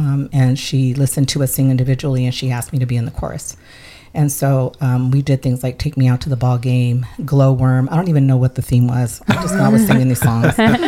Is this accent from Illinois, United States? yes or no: no; San Diego, California, United States; first language Spanish; English is a second language; San Diego was different. I grew up in an area that was very integrated. We had Navy housing on top of the hill above our school. And then I lived on a street that had two other Hispanic families